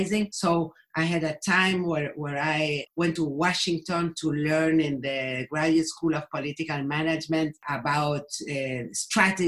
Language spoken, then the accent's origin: English; Buenos Aires, Argentina; English is a second language; I live in Buenos Aires. I was born in Buenos Aires, but my parents, both of them, were immigrants from Germany